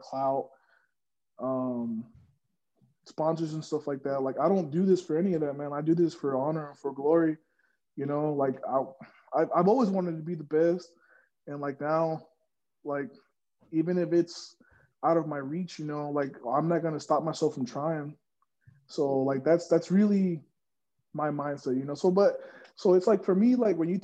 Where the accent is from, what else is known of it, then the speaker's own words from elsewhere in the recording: Odessa, Texas, United States; I'm from Odessa, Texas.